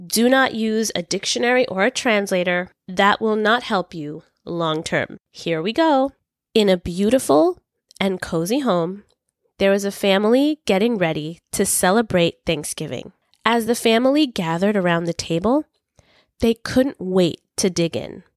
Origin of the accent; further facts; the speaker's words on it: New York City, New York, United States; I was born and raised in New York City, Brooklyn specifically